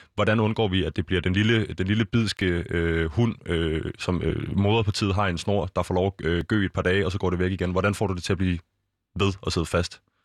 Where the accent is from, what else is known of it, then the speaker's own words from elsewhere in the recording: Copenhagen, Capital Region of Denmark, Denmark; vi er fra København øh, og omegn